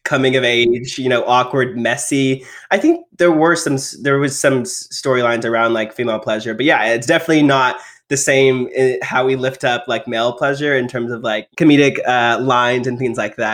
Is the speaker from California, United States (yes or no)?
no; Texas, United States; I grew up in Texas in the rural area